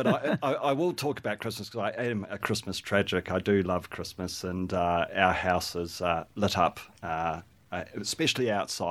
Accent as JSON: {"language": "English", "country": "New Zealand", "said": "And I am a Kiwi, so we've got a lit-up Kiwi in the backyard as well."}